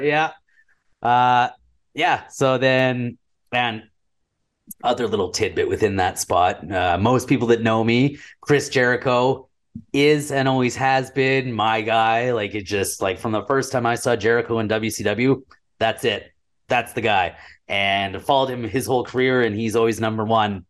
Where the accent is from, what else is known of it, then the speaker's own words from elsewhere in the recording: Red Deer, Alberta, Canada; I'm from Red Deer and I live in Red Deer